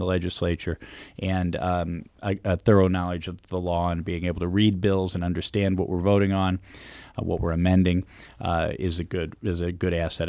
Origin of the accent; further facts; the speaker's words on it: Afton, Missouri, United States; I'm a lifelong St. Louisan. I grew up in South St. Louis County in Afton.